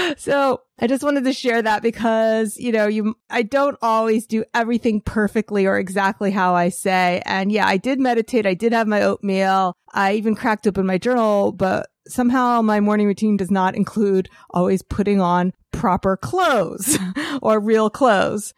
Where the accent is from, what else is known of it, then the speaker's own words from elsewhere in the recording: New York, United States; as a New Yorker